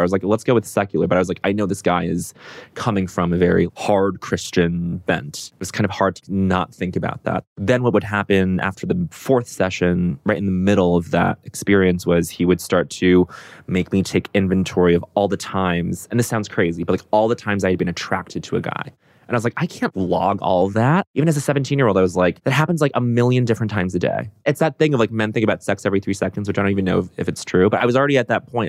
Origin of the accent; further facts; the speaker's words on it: Aurora, Colorado, United States; I grew up in Aurora, Colorado, suburb outside of Denver.